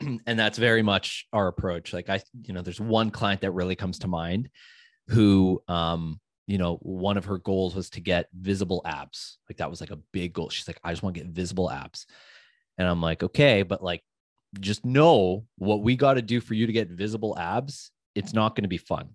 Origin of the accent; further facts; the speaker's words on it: United States; I'm American